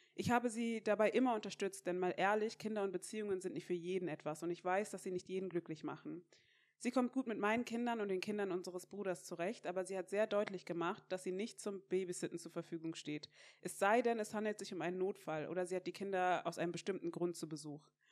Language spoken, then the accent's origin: German; Mainz, Rhineland-Palatinate, Germany; ich komme ja aus Mainz